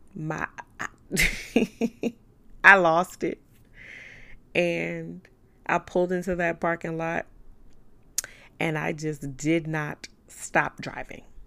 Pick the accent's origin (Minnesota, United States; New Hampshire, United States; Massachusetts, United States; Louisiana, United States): Louisiana, United States; New Orleans; I'm from New Orleans. I'm real, I'm real five oh four. I'm real uptown